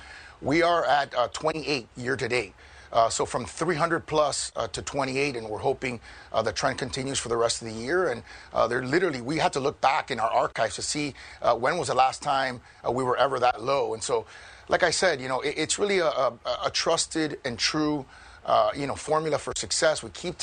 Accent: Miami, Florida, United States; I grew up in Miami. I was born and raised there. I was born in 1977, you know, in the 80s.

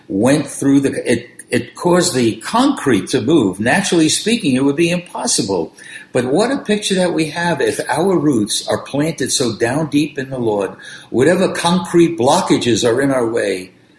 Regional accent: New York City, New York, United States; I grew up on East 91st Street in Brooklyn, New York

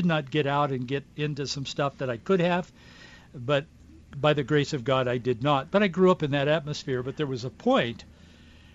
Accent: Yakima, Washington, United States; moved away as an adult; also born or lived in Bellevue; I was born and raised in Yakima

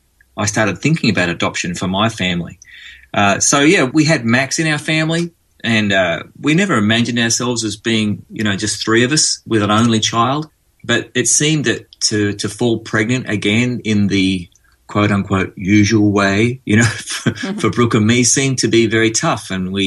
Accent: Australia; accent: Australian; now in Nashville, United States; He makes fun of me because he likes the way I speak in my Australian accent. But every now and again, to be understood in America, I have to sort of switch on the American accent a bit.

